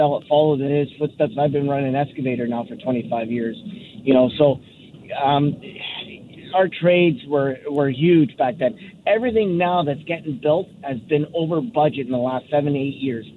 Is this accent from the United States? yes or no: no; Vancouver, British Columbia, Canada; now in White Rock, Canada; born and raised in East Vancouver